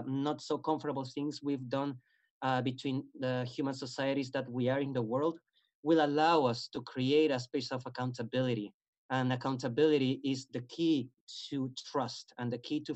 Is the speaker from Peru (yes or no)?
yes; Peru; moved away; my country, I'm originally from Peru.